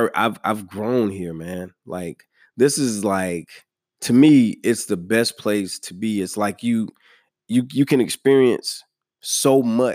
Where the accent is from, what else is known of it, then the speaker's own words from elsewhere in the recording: New York, United States; born there; I was born in New York.